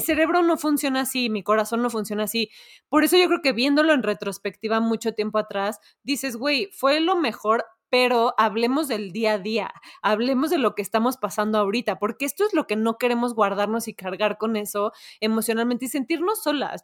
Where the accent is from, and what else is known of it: Mexico